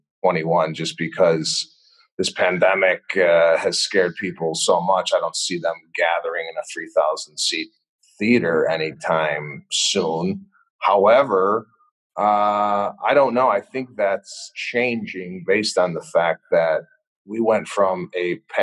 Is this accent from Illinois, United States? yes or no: yes; Arlington Heights, Illinois, United States; I grew up in Arlington Heights